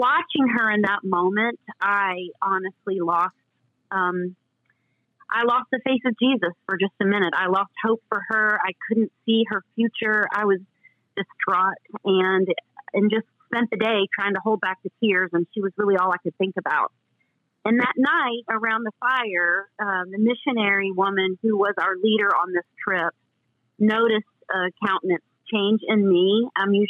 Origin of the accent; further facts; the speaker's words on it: the South, United States; I grew up in the South